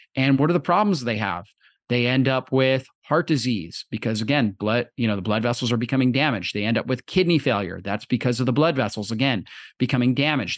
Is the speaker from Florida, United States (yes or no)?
yes; Florida, United States; I grew up in Florida